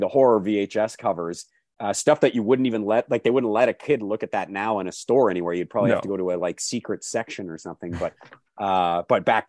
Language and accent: English; Calgary, Alberta, Canada; when I was growing up in Calgary